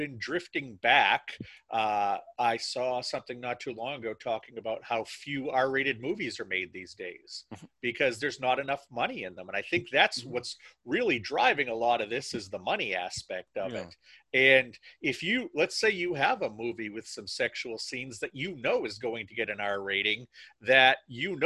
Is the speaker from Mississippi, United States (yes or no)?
no; Maine, United States; I'm from Maine, and I'm from a very, I'm from a part of Maine that was settled by a lot of French Canadians.